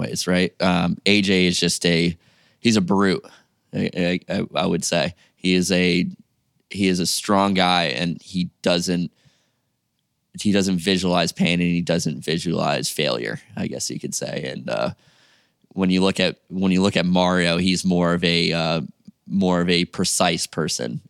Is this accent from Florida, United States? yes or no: yes; Jupiter, Florida, United States; I'm from Jupiter, Florida, which is about two, three hours away, car drive.